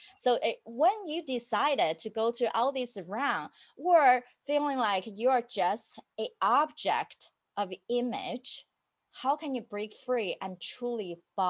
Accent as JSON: {"language": "English", "country": "United States", "said": "But I'm also an American rebel and having that freedom to say no to things."}